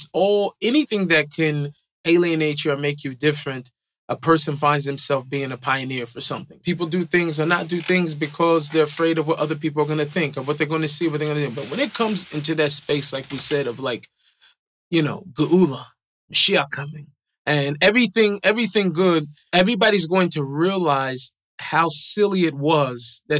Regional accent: Seattle, Washington, United States; I think I grew up in Seattle.

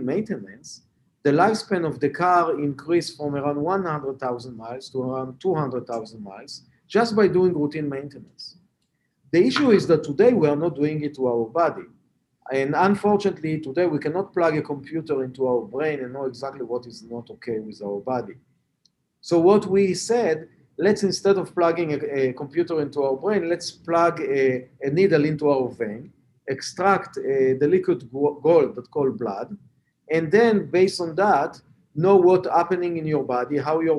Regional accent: Israel; English is a second language; moved away as an adult; also born or lived in Boston; As you can hear from my accent, I'm not a Native American. I was born and raised in Israel.

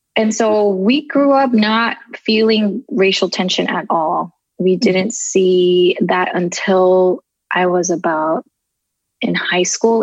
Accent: Southern California, United States; also born or lived in Tokyo, Japan; I was born in Tokyo, uh, Japan, and we immigrated here when I was about three to California. Been living here ever since. Um, and I just kind of grew up in different neighborhoods of Southern California

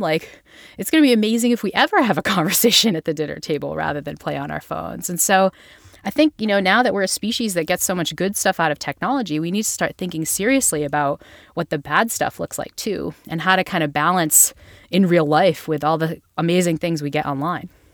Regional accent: Northeast, United States

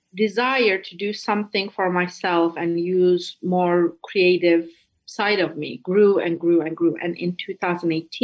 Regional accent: Istanbul, Turkey; English is a second language; moved away as an adult; also born or lived in Iowa / East Coast, United States; now in United States; I'm born and raised in Istanbul, Turkey, moved to US for graduate school when I was 22

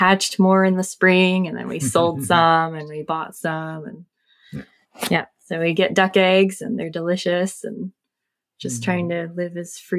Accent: South Carolina, United States; moved away as an adult; I grew up in South Carolina. We've lived all over the country because Jeff was in the military for a while.

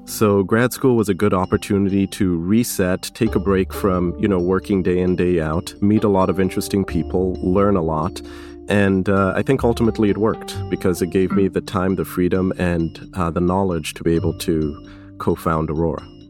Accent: Kenya; now in United States; I was born in Kenya before coming to the States

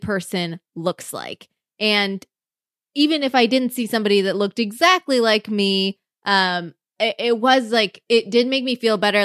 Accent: Iowa, United States; I grew up in Iowa

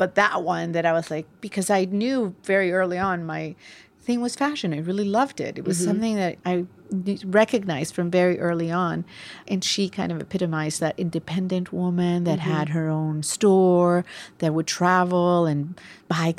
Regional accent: Barranquilla, Atlántico, Colombia; now in New York, United States; I grew up in Barranquilla

